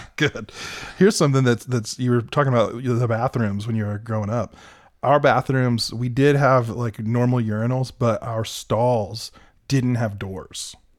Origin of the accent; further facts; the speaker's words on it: United States; moved away; I'm from Greene County